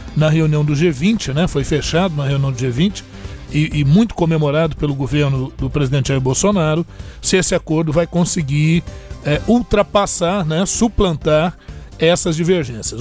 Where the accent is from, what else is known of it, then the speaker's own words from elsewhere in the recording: Brazil; Nós, como brasileiros